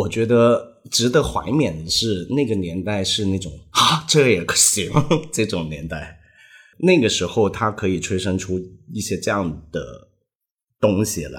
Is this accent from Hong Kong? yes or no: yes; Hong Kong; first language Cantonese; Chinese is a second language; 比如我是香港人